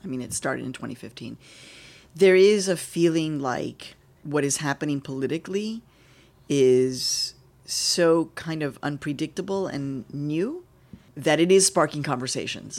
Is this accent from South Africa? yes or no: no; Mexico; also born or lived in Chicago; now in United States; I'm Mexican. My husband is from the Dominican Republic, but I'm Mexican